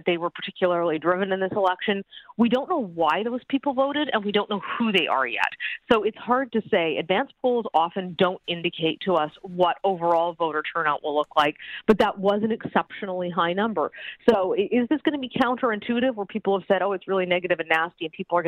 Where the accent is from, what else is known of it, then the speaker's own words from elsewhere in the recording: Alberta, Canada; moved away; I'm from Alberta originally